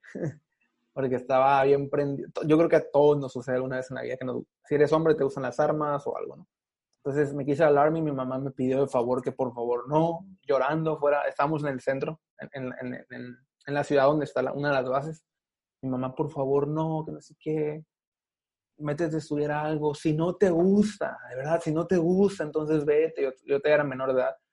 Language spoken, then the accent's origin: Spanish; Mexicali, Baja California, Mexico; also born or lived in Los Angeles, California; Mis papás me tuvieron en Los Ángeles, California, tres meses creo a lo mucho y yo tengo 28 años, 27 años y nueve meses en Mexicali